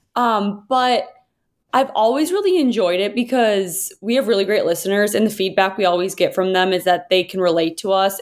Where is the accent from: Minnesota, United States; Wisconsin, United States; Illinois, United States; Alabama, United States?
Minnesota, United States; moved away; I'm from Minnesota